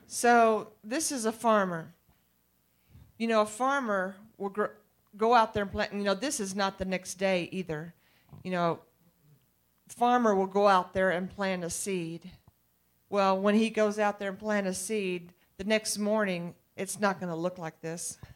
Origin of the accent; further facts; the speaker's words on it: East Texas, United States; I'm from East Texas